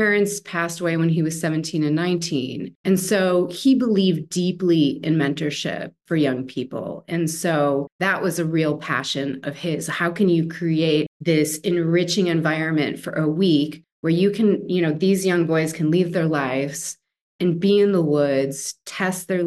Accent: Wisconsin, United States; moved away; I'm from Wisconsin originally

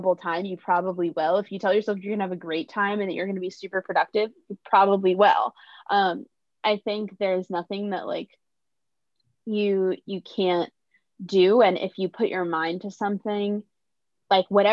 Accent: New York City, New York, United States; I'm from New York City

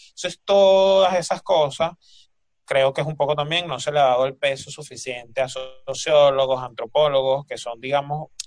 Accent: Barlovento, Miranda, Venezuela; tengo una compañera que también es de, Virongo, o sea, el pueblo vecino de Curiepe.

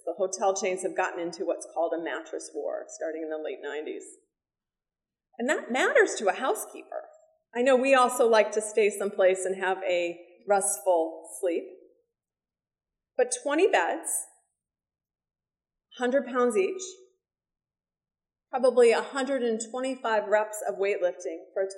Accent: Chicago, Illinois, United States; Chicago, my hometown

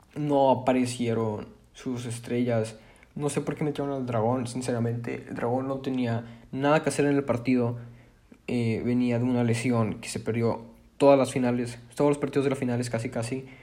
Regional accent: Monterrey, Nuevo León, Mexico; Yo soy de Monterrey, tengo 16 años

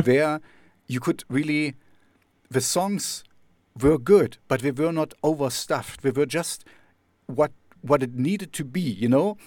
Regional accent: Jena, Thuringia, Germany; I'm, I'm from Jena

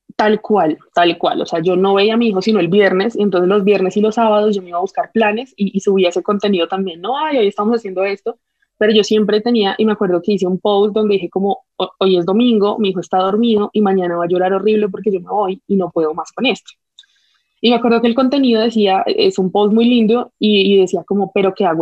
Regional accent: Colombia; mi típica como colombiana

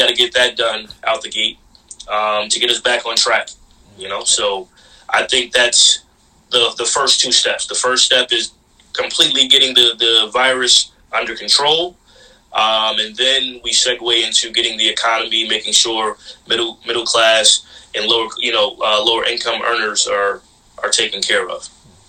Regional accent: Jamaica; You know, I'm Caribbean, I'm Jamaican, but I still rep, you know, yeah.

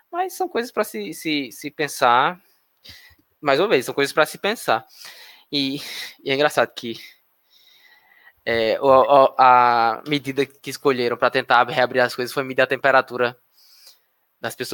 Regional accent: Northeast Region, Brazil; accent: nordestino; É, eu sou nordestino, é. então eu posso falar. Nasci é. aqui.

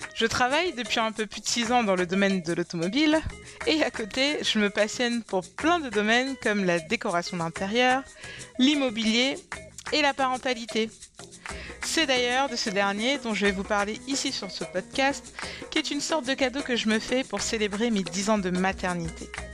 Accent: Cameroon; mon pays d'origine, le Cameroun

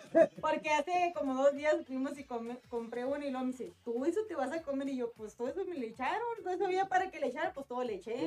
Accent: Mexicali, Baja California, Mexico; los de Mexicali

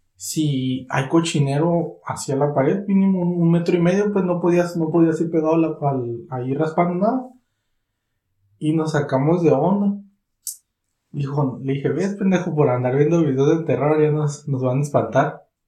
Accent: Catemaco, Veracruz, Mexico; mi pueblo

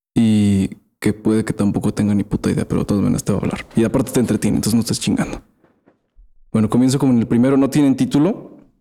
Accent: Aguascalientes, Mexico; somos de Aguascalientes

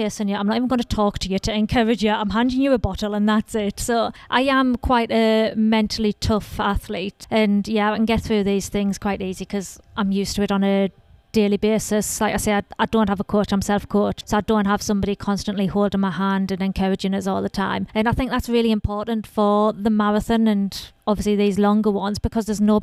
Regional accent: Sunderland, North East England, United Kingdom; I'm from Sunderland in northeast of England.

